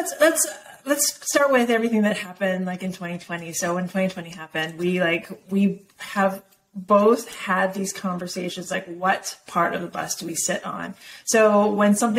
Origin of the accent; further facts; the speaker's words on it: Hilo, Hawaii, United States; I was born in Hilo, Hawaii